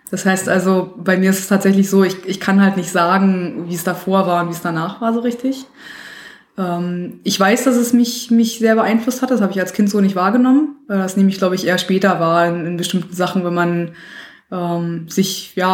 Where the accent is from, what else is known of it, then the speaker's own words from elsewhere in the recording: Berlin, Germany; Ja, also ich bin in Berlin aufgewachsen, ähm, war noch äh, eins der Kinder, was noch viel draußen gespielt hat, äh, viel draußen unterwegs war.